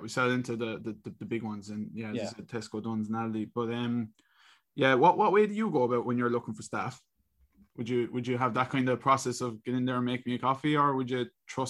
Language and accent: English; Wexford, Leinster, Ireland; now in Cork, Ireland; I'm from Wexford originally.